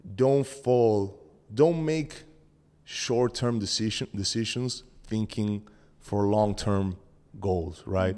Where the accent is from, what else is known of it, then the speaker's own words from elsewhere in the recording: Argentina; English is a second language; moved away; I'm from Argentina